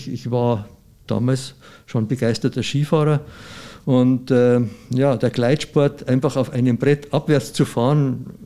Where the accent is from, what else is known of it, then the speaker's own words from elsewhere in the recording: Bavaria, Germany; bei uns in Bayern gibt es ja da nichts